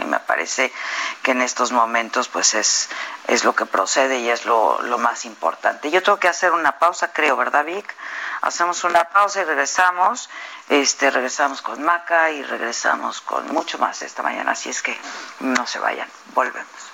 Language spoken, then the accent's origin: Spanish; Mexico; cada uno de nosotros, pues también somos mexicanos